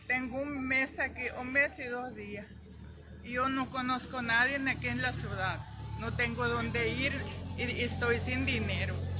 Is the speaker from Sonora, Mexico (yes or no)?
yes; El Desemboque de los Seris, Sonora, Mexico; Yo vengo de Desemboque Los Teris